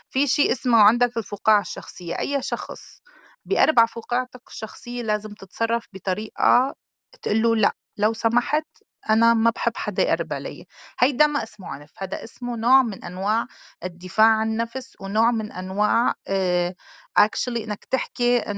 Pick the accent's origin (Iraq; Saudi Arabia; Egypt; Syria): Syria; انا سوري بس لاني انا دارسه بهدول القصص خصوصي بالاطفال